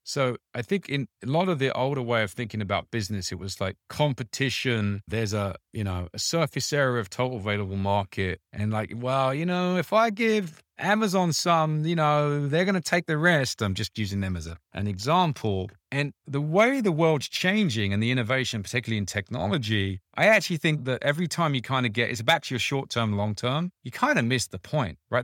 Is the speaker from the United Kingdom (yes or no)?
yes; United Kingdom; I'm British, a background